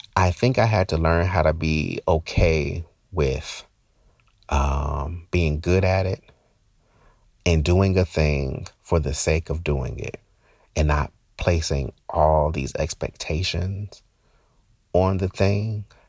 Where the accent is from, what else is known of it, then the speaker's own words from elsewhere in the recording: Newark, New Jersey, United States; moved away; I'm from Newark